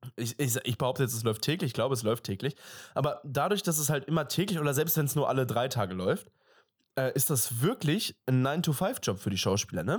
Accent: Germany; wir sind Deutsche

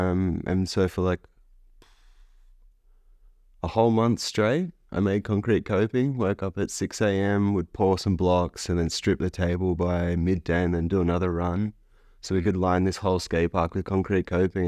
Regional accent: Northern Beaches, New South Wales, Australia; I was always pretty adjacent to it growing up on the Northern Beaches for a while

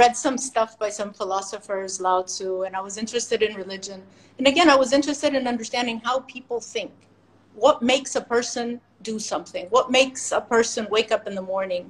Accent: United States; moved away as an adult; also born or lived in California, United States / Indiana, United States; now in Bahrain; I'm originally from the States

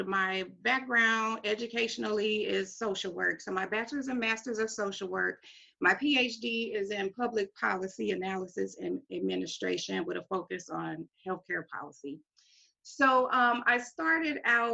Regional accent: Kinloch, Missouri, United States; where I was raised. I'm from Kinloch. It's in St. Louis County. It's next to Ferguson.

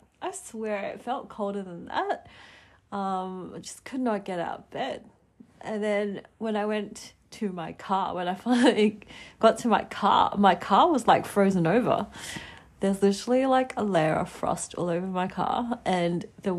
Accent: Adelaide, South Australia, Australia; moved away as an adult; now in Melbourne, Australia; It has been officially 3 years since I moved to Melbourne from my little hometown of Adelaide in South Australia

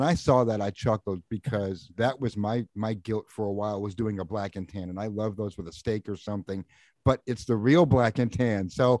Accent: New England, United States; moved away; I'm originally from New England.

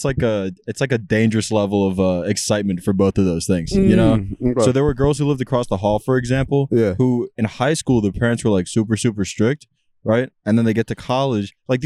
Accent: Ohio, United States; I was from Ohio

